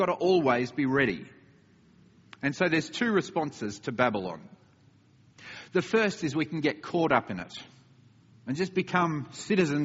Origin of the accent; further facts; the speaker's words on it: Australia; moved away; my home country of Australia